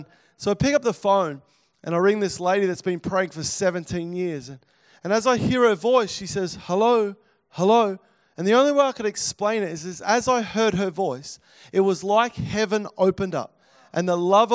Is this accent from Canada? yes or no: no; Melbourne, Victoria, Australia; moved away; I grew up in Melbourne, over on the northern sort of side, over Essendon sort of area.